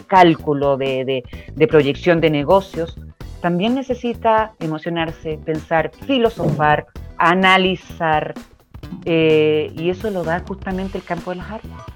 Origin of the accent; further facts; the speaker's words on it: Chile; Mi tierra